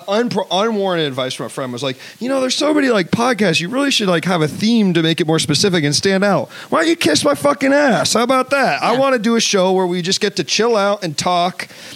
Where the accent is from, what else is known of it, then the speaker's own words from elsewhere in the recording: Washington, District of Columbia, United States; moved away; Well, I'm from D.C.